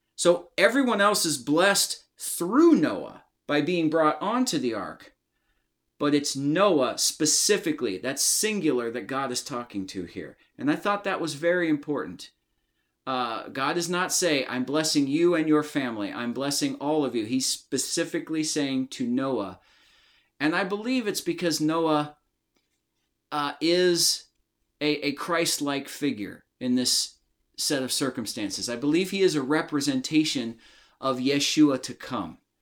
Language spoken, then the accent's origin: English; United States; I'm from the United States of America